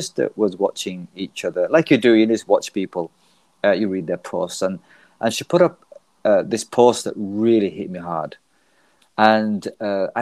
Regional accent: Leeds, Yorkshire and the Humber, United Kingdom; I'm from Leeds, UK

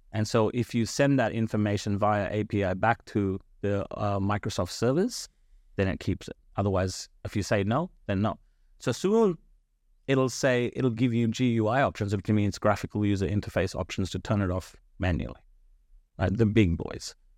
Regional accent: Blacktown, New South Wales, Australia; English is a second language; also born or lived in India; I came to this country when I was, uh, ten, right? So, I came here w-, without speaking a lick of English.

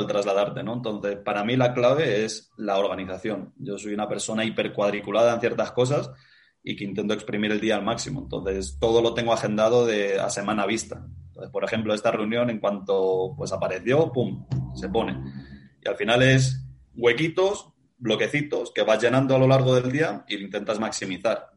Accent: Spain

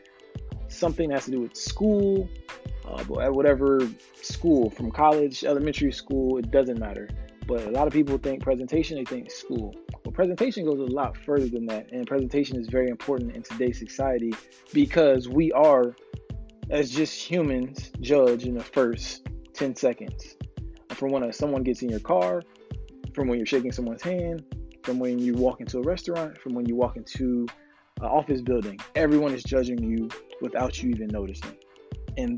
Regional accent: Florida, United States; I'm from Florida, actively living in South Florida right now

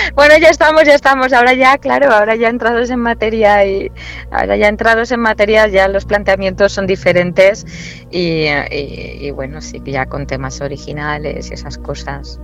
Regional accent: Valencian Community, Spain; also born or lived in Murcia / Granada; Yo siempre digo que soy murciana de nacimiento, valenciana de adopción y granaína de corazón.

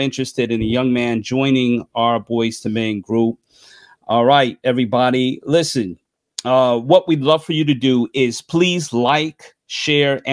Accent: New York, United States; my home state, New York

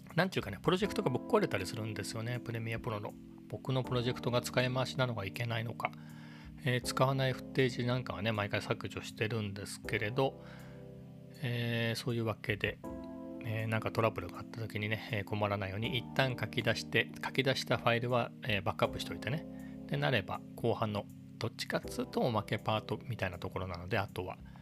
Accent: Japan; 僕は地方のね、えー、別に何もないような、えーと田舎育ちなんで生まれの生まれも育ちも田舎

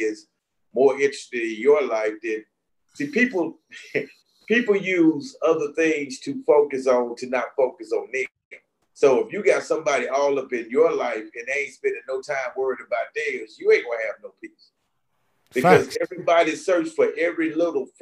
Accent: Utica, Mississippi, United States; also born or lived in Chicago; I grew up here in Mississippi, small little country town called Utica

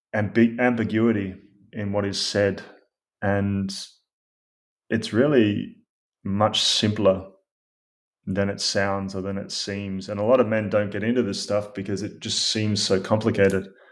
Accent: Australia; I grew up in Australia

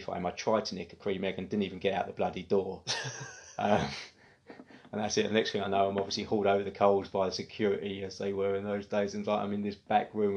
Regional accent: Witham, East of England, United Kingdom; moved away as an adult; also born or lived in Kelvedon / Silver End; I was raised originally in Kelvedon. We moved to Silver End and then Witham and pretty much spent most of my growing up years in Witham.

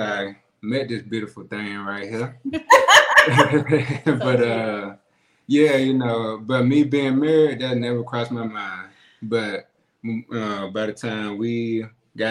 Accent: Foley, United States; I grew up in Foley

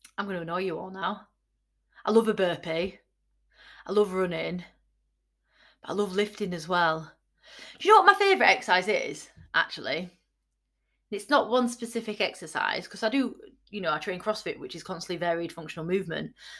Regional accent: Yorkshire and the Humber, United Kingdom; I'm from Yorkshire

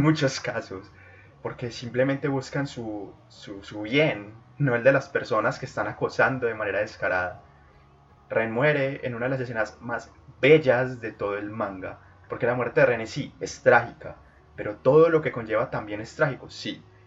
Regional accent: Colombia; en Colombia, en mi país

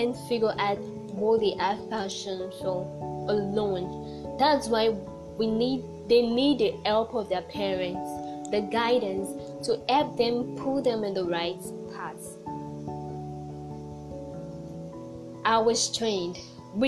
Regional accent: Oloibiri, Bayelsa, Nigeria; I come from Olubi, the community that first discovered oil in Nigeria

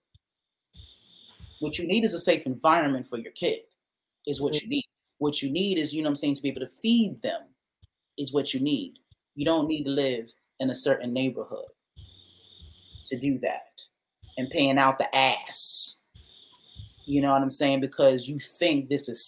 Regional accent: New York, United States; I'm from New York

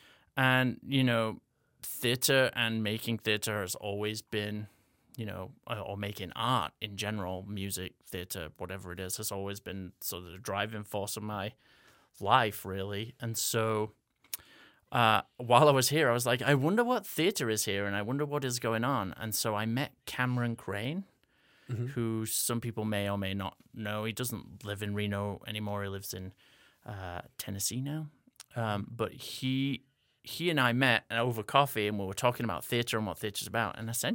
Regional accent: England, United Kingdom; accent: American English hybrid; moved away; as you already heard. I am originally from England, hence having this weird American English hybrid accent that I'm talking to you in. I grew up in Northern England.

